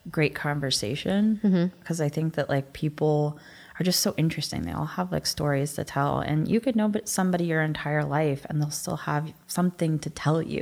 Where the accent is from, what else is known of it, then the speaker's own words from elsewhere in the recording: West Virginia, United States; I'm from West Virginia